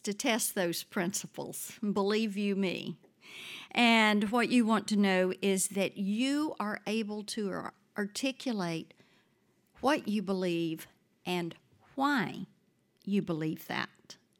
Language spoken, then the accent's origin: English; South Mississippi, United States; now in Nashville, United States; I grew up in South Mississippi, grew up on a farm